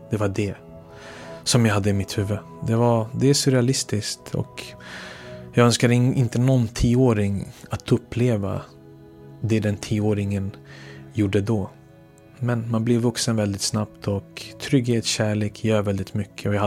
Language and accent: Swedish; Belgrade, City of Belgrade, Serbia; born there; Jag är född den 6 februari 1982